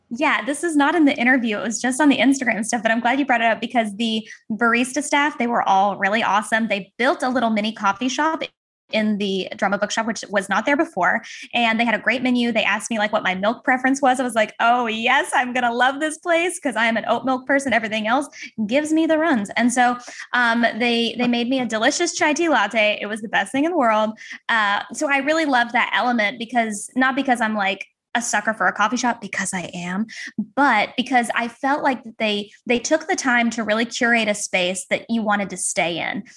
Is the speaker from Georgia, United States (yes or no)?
yes; Georgia, United States; I'm a Georgia girl